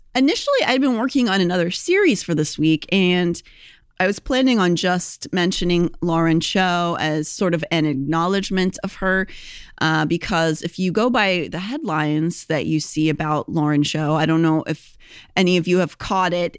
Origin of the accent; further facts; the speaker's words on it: Pittsburgh, Pennsylvania, United States; moved away; also born or lived in Philadelphia; I'm from Pittsburgh, but I also lived in Philadelphia for many years, so I also consider that my home